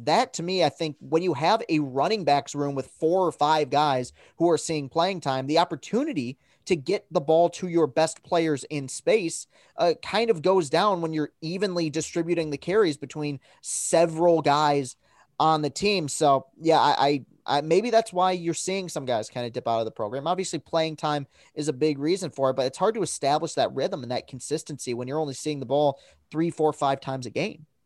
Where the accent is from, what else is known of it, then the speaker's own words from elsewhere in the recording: Lansing, Michigan, United States; born and raised in Lansing, and I am a woven into Spartan country here